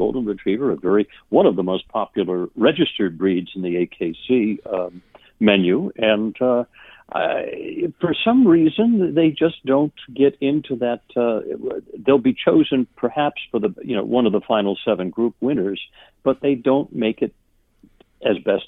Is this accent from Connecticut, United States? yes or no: yes; Hartford, Connecticut, United States; also born or lived in Maine / Boston area, Massachusetts; I was born in Maine, but grew up most of my life throughout New England, the Boston area for a while, and most of my life in Connecticut, actually, in the Hartford area.